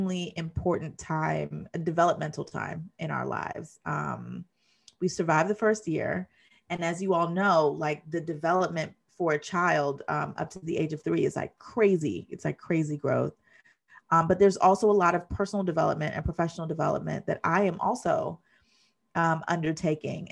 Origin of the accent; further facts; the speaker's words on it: Jamaica; I'm Jamaican, and so I don't just say kiss